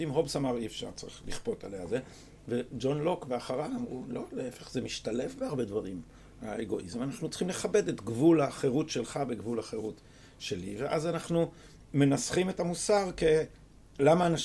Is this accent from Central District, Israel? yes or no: no; Jerusalem, Jerusalem District, Israel; אני בקריית מנחם. אבל אני שייך לחוגי אה, רחביה.